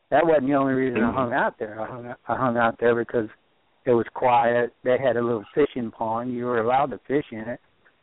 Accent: Ohio, United States; also born or lived in Southeast Missouri; now in Missouri, United States; I grew up in Ohio

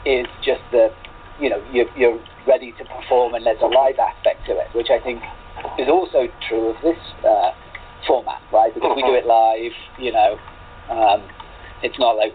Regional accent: Bristol, South West England, United Kingdom; my hometown of Bristol

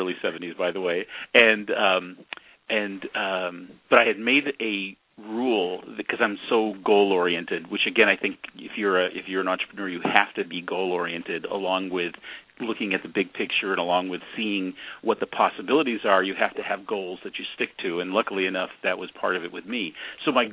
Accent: San Francisco Bay Area, California, United States; born or raised there

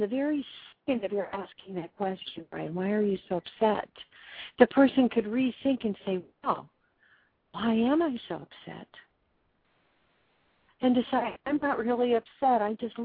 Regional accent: Los Angeles, California, United States; I'm an L.A. kid too, L.A. County kid.

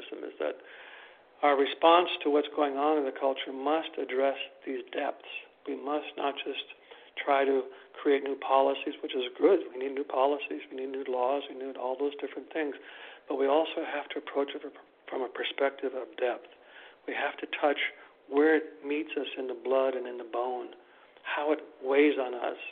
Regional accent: Wisconsin, United States; moved away; in this very conservative little locale, which is where I'm from Wisconsin

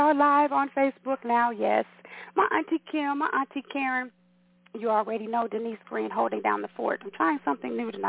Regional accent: United States; also born or lived in Kansas City / Chicago; now in Atlanta, United States; Growing up in Kansas City and Chicago

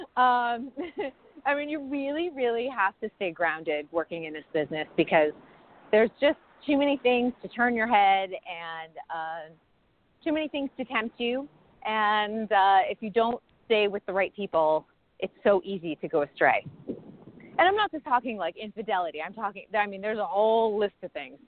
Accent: Northeast, United States; moved away as an adult; also born or lived in New York City, United States; now in Los Angeles, United States; I grew up in the Northeast

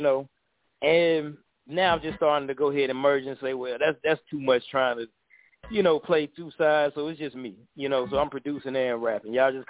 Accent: Atlanta, Georgia, United States; I'm from Atlanta

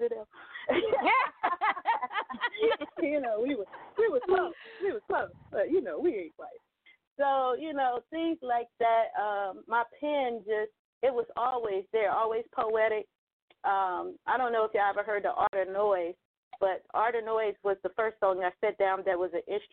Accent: Richmond, Virginia, United States; moved away as an adult; also born or lived in Little Rock, Arkansas; now in Atlanta, United States; I was born in Little Rock, Arkansas, and I moved to Richmond, Virginia at a young age

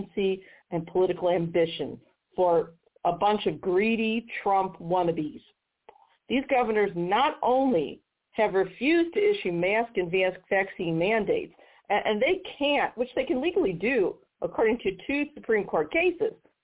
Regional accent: Missouri, United States; my home state of Missouri

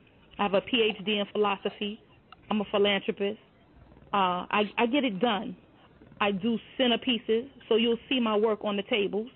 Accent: New York City, New York, United States; I am from the Boogie Down Bronx

